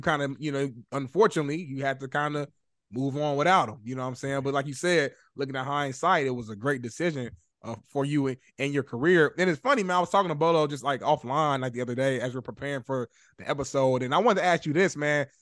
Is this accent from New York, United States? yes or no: no; Indianapolis, Indiana, United States; moved away; I'm from Indianapolis